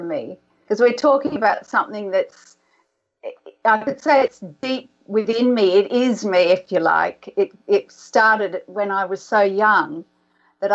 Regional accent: Sydney, New South Wales, Australia; our house where I grew up in Sydney.

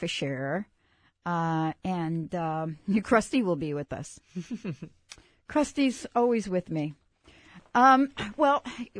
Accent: New York, United States; Oh, I'm from New York.

